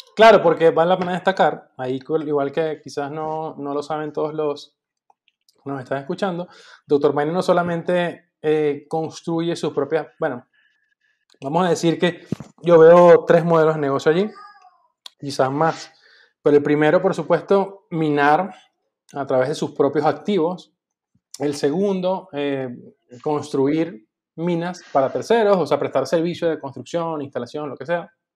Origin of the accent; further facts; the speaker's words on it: Venezuela; moved away; en el 2000 salí de Venezuela